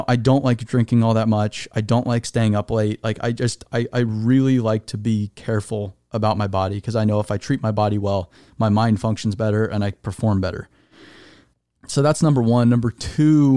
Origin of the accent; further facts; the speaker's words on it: Arizona, United States; I'm from Arizona